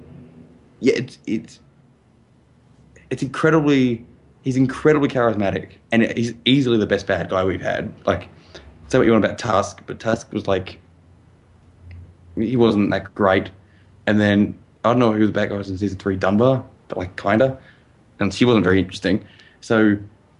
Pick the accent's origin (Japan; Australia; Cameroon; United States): Australia; As an Australian